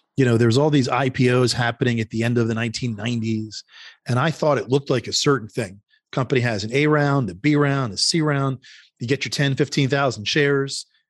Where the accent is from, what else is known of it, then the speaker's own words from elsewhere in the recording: Philadelphia, Pennsylvania, United States; now in Northern Virginia, United States; I'm from Philadelphia originally.